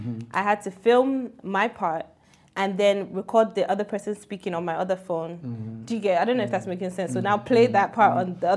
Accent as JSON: {"language": "English", "region": "London", "country": "United Kingdom", "tie": "born or raised there", "also_born_or_lived": "Tottenham / New York", "moved": "as an adult", "said": "I was born and raised in London, did my whole primary. I got shipped there when I was 13 for a year, and then I went back to London."}